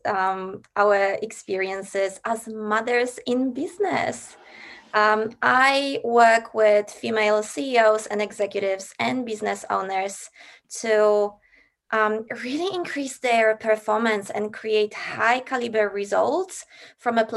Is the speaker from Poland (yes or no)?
yes; Poland; moved away as an adult; now in Australia; I grew up in Poland